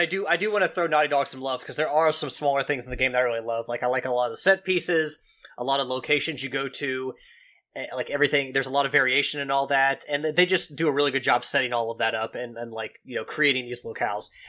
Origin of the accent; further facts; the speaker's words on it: Kentucky, United States; accent: Kentucky twang; my Kentucky accent, my twang